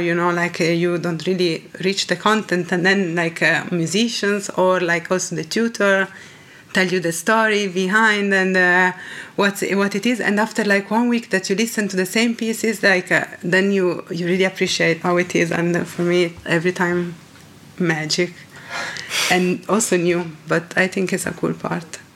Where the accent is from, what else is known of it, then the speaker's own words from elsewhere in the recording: Reggio Emilia, Emilia-Romagna, Italy; English is a second language; come from Reggio Emilia, that is a very small city close to Bologna, so kind of in the north of Italy